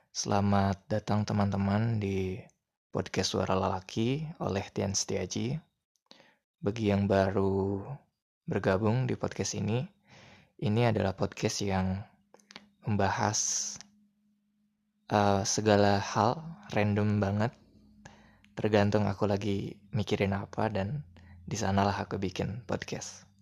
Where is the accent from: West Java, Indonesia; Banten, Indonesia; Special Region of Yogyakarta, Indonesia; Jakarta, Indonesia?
West Java, Indonesia; saya bilangnya AA karena kami orang Sunda jadi bilang